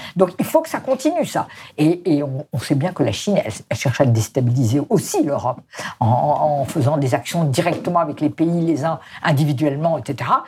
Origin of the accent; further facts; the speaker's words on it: France; chez nous en France